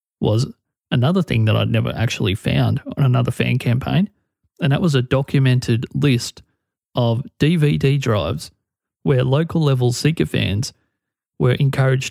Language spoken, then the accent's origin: English; Australia; my home country, Australia